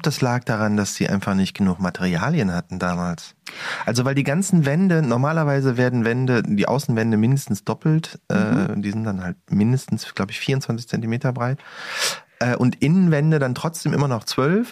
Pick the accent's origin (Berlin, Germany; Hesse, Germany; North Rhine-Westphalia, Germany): North Rhine-Westphalia, Germany; Cologne; Ich komme ja aus Köln